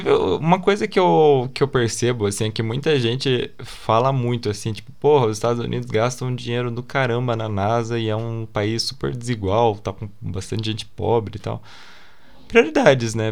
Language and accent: Portuguese; Brazil; a gente é brasileiro